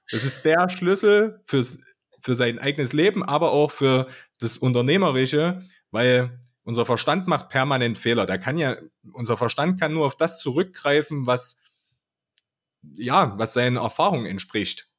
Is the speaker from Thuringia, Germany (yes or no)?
yes; Altenburg, Thuringia, Germany; ich komme aus Altenburg, aus, aus der Skatstadt